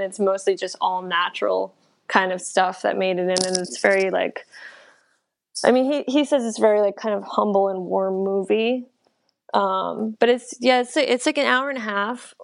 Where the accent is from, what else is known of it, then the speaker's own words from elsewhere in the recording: New Jersey, United States; now in New York City, United States; I grew up in Jersey